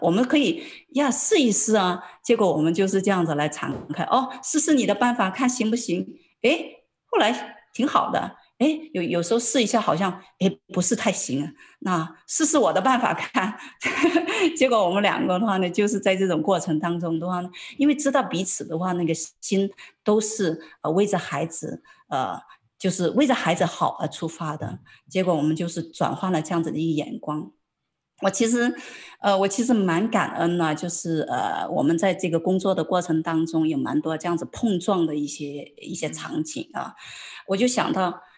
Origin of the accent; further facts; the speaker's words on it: China; 很多作为中国人来讲的话呢，都会很担心